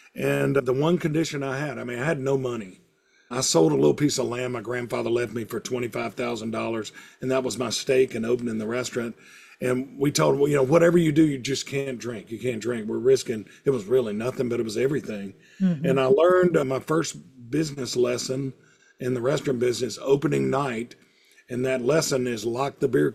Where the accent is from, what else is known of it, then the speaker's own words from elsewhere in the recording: Hattiesburg, Mississippi, United States; also born or lived in Starkville, Mississippi; I kind of moved back to Hattiesburg, my hometown